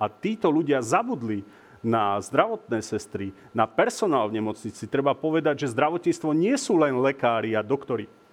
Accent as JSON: {"language": "Slovak", "town": "Revúca", "region": "Banská Bystrica Region", "country": "Slovakia", "tie": "born or raised there", "said": "moji rodáci z Revúcej"}